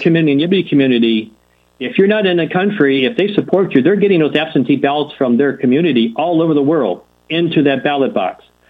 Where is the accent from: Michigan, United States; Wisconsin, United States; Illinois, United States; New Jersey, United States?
Michigan, United States; Detroit; I grew up in Detroit and actually lived in this congressional district.